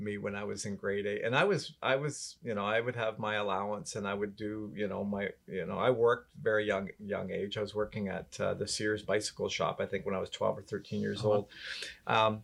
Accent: Barrie, Ontario, Canada; I grew up in Barrie

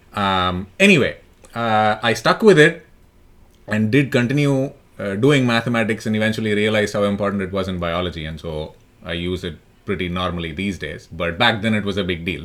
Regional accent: Delhi, India; also born or lived in Chennai; I'm from Delhi. I did a lot of my schooling and college there, but I was born in Madras.

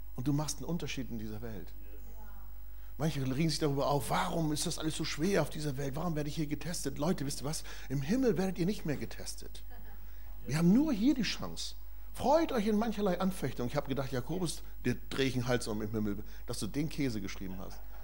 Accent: Germany; Wir als Deutsche

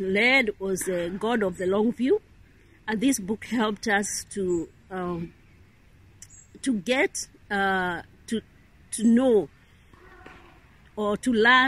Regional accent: Kenya; now in Rome, Italy; I come from Kenya.

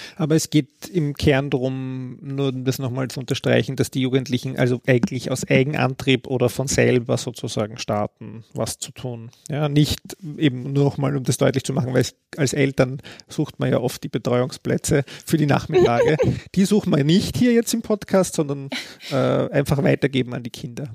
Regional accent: Austria; bei uns in Österreich

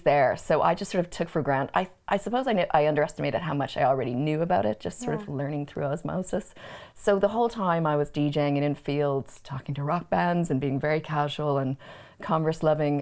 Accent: Canada; now in Ireland; I was born in Canada and I've been living in Ireland a long time, which is why I'm Canadian Irish

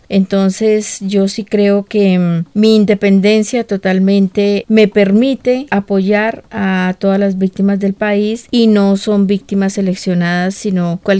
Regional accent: Soacha, Cundinamarca, Colombia; Soy del municipio de Soacha, pero ya no pertenezco al colectivo de las madres de Soacha.

